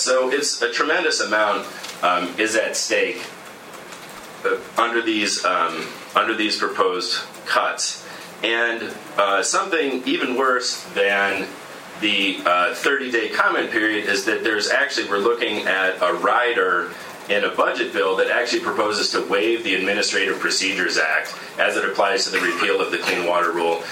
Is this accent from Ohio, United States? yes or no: yes; Cleveland, Ohio, United States; I'm actually from Cleveland